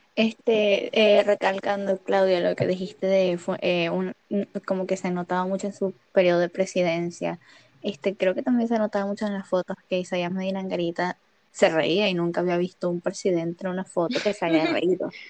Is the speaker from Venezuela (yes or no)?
yes; Venezuela; nosotros venezolanos